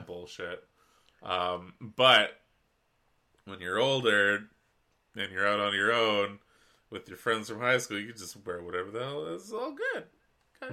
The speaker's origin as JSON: {"language": "English", "area": "West Coast", "region": "British Columbia", "country": "Canada", "said": "being a Canadian, especially on the West Coast, the Wet Coast"}